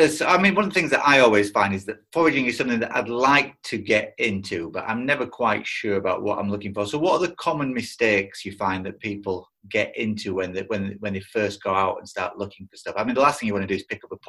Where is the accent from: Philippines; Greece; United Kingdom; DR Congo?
Greece; moved away; I grew up in Greece